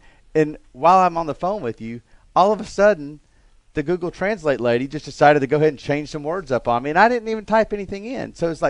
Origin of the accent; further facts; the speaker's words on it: Alabama, United States; the Italians actually speak better English than I do, being that I'm from Alabama, and I don't really have any grammatical sense whatsoever.